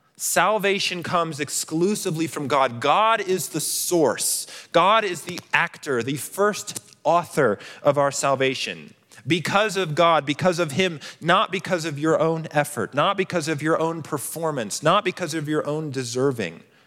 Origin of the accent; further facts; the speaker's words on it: Colorado Springs, Colorado, United States; I grew up in Colorado Springs